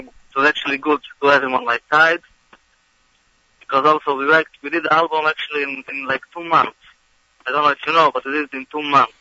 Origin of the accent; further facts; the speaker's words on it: Israel; now in United States; I'm originally from Eretz Yisrael